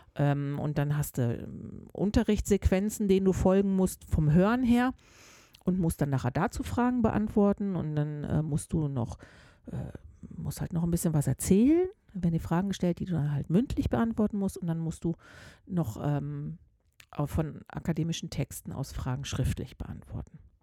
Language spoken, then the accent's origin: German; North Rhine-Westphalia, Germany; now in Switzerland; ich als Deutsche hier mal so richtig Ruhrpottmäßig einen rauslasse